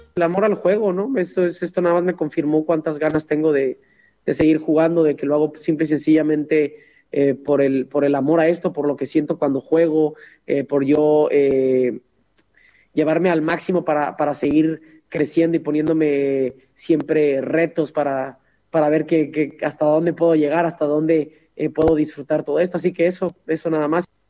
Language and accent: Spanish; Mexico; como mexicanos, ya que vienen las fiestas patrias, pues somos realmente eh, eh, privilegiados en haber nacido en estas tierras